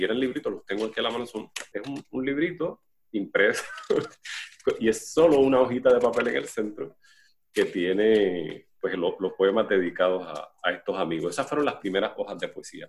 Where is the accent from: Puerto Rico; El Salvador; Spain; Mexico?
Puerto Rico; Juana Díaz; Yo nací en Collores y Luis Lloren Torres, yo soy de Collores